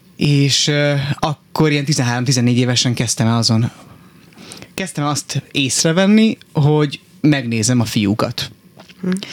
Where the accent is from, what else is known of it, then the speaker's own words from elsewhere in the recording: Miskolc, Borsod-Abaúj-Zemplén, Hungary; moved away as an adult; also born or lived in Budapest; én Miskolcon nőttem fel